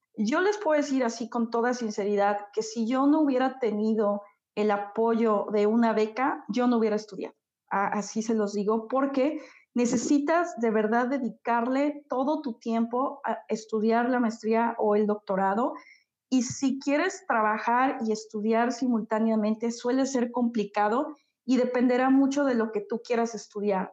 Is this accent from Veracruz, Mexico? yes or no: yes; Xalapa, Veracruz, Mexico; yo soy de México, soy de un lugar que se llama Jalapa, es la capital de Veracruz. Es un lugar pequeñito, pero la verdad disfruto mucho estar aquí